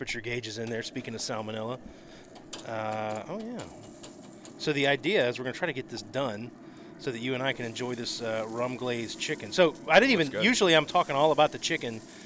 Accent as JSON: {"language": "English", "town": "Pensacola", "region": "Florida", "country": "United States", "tie": "born or raised there", "moved": "yes", "lives_now": "Hoover, United States", "said": "where I grew up in Florida"}